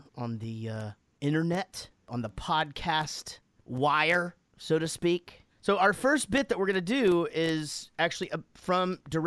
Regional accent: United States; I'm American

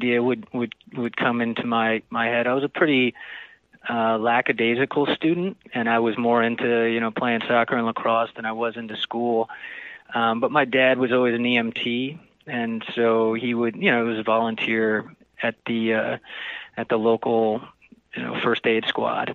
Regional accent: New Jersey, United States; I grew up in Jersey, in a pretty rural part of Jersey

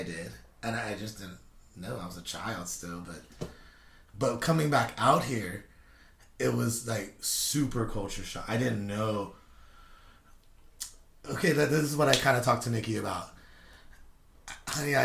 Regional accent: California, United States; moved away; when I went back 2 years ago to my old house in California, it looked like the hood

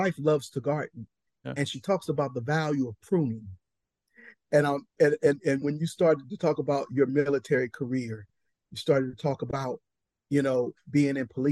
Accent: Compton, California, United States; I'm a boy from Compton

